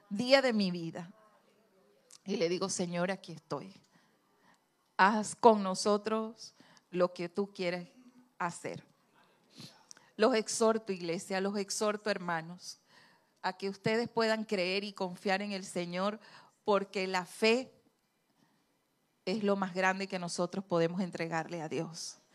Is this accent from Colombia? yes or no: no; Andes, Venezuela; accent: gocho; yo hablo muy gocho porque yo soy andina